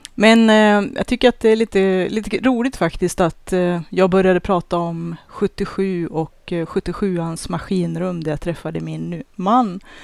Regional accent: Sweden; vi svenskar

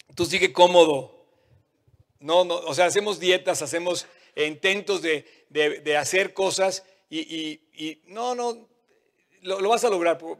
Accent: Mexico; como mexicanos

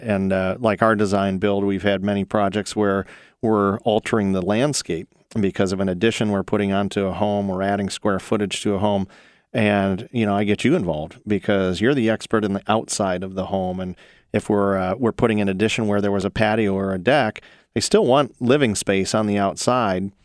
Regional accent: Ohio, United States; also born or lived in North Carolina; I'm born and raised in Ohio. I've been here all but about six years when I lived in North Carolina

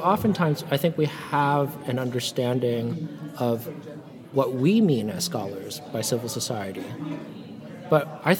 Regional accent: Vancouver, British Columbia, Canada; also born or lived in San Francisco, United States; And so I thought, okay, well, I'm from Vancouver and San Francisco.

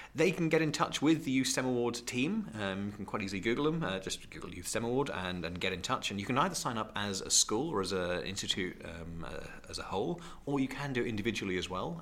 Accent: Great Yarmouth, East of England, United Kingdom; I'm Norfolk, born and bred. I was born and raised in Great Yarmouth, which I'm very proud

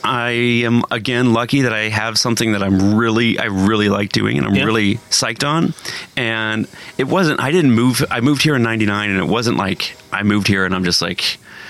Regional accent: Bloomington, Indiana, United States; now in San Francisco, United States; I'm from Bloomington, Indiana.

